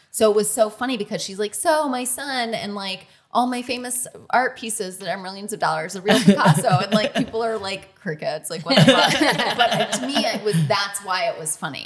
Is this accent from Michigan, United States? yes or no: yes; Michigan, United States; I'm from Michigan